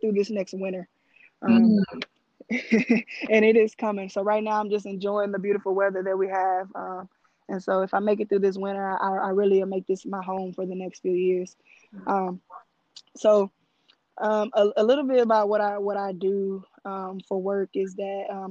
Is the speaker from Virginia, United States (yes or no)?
no; Shepherd, Texas, United States; moved away; I am originally from Shepherd, Texas